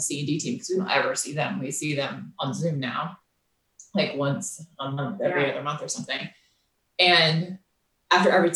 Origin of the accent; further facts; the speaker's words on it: Florida, United States; moved away; we grew up in Florida.